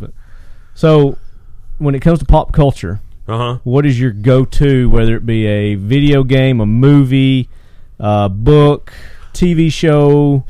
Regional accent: Sparta, Tennessee, United States; I was born and reared in Sparta.

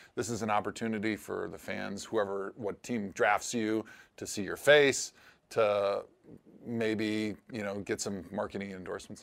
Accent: Milwaukee, Wisconsin, United States; moved away; I grew up in Milwaukee.

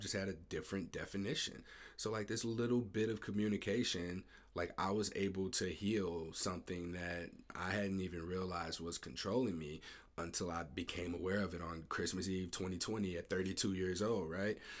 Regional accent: Ferguson, Missouri, United States; I'm from Ferguson, uh, I grew up in Ferguson, Missouri

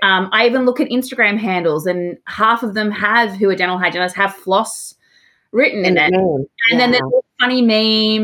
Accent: Australia; I am your Australian host

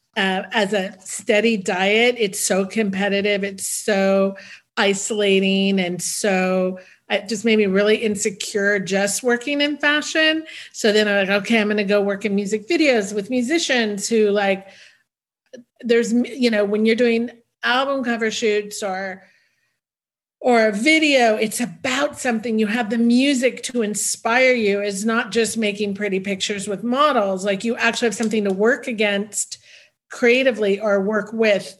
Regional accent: the Bay Area, California, United States; also born or lived in New York; now in Los Angeles, United States; I was raised in the Bay Area

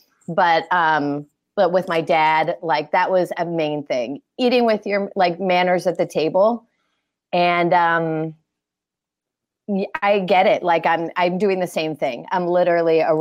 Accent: Fort Lauderdale, Florida, United States; also born or lived in Philadelphia, Pennsylvania; born in Philly, raised in Florida

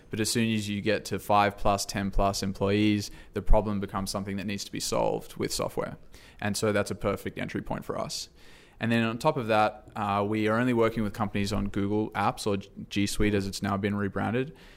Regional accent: Sydney, New South Wales, Australia; moved away as an adult; now in San Francisco, United States; originally from Sydney, Australia. Um, moved here for a job

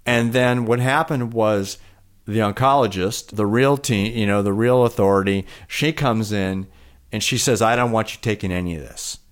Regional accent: Milwaukee, Wisconsin, United States; also born or lived in Chicago; now in Vermont, United States; I was born in Chicago. I grew up in the city of Milwaukee

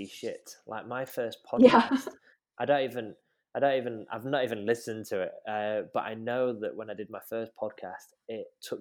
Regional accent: Manchester, North West England, United Kingdom; accent: Mancunian; my Mancunian accent

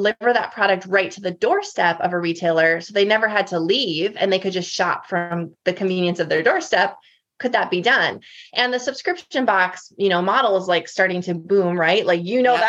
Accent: North Dakota, United States; moved away as an adult; now in Nashville, United States; born and raised in North Dakota

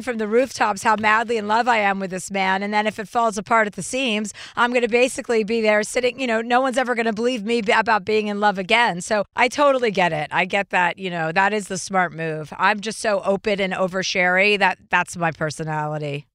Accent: Martha's Vineyard, Massachusetts, United States; I grew up on Martha's Vineyard

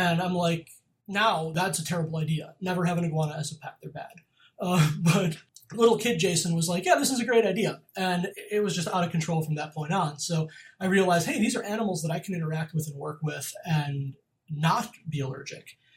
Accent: Western New York, United States; I grew up in New York, Western New York, on a farm

